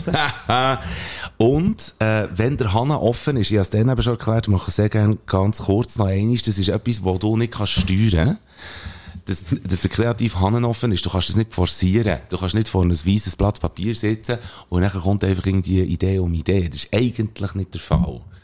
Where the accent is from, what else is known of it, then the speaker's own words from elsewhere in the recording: Belp, Bern, Switzerland; das Belt, wo ich aufgewachsen bin